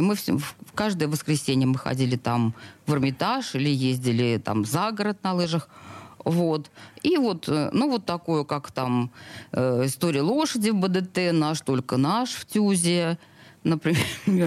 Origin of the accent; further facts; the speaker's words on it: Saint Petersburg, Russia; Я родилась в Снегиревке. Это роддом в центре Петербурга. Жила в, в, у пяти углов в коммунальной квартире огромной